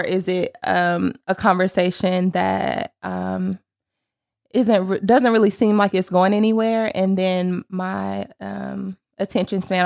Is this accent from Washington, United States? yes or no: no; Sanford, North Carolina, United States; moved away as an adult; now in Charlotte, United States; I am from Sanford, North Carolina.